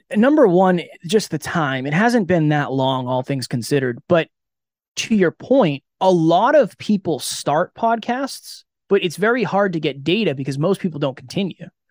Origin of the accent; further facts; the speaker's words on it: an hour outside of Boston, Massachusetts, United States; I grew up an hour outside of Boston